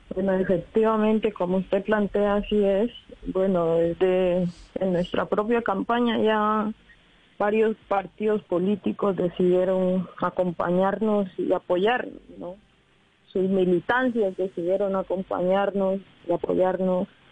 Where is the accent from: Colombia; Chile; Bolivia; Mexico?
Colombia